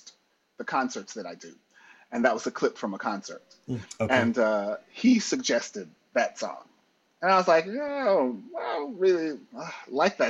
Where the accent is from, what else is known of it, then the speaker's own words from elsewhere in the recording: United States; now in Germany; I'm American